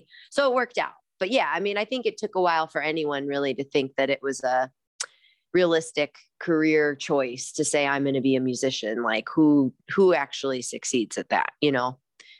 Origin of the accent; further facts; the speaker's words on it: Midwest, United States; growing up in the Midwest, like space and having a yard and having trees around you